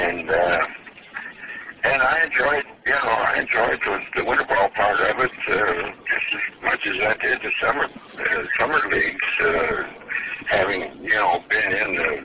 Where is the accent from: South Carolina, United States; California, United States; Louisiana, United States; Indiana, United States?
Indiana, United States; Indianapolis; Having been born and raised in Indianapolis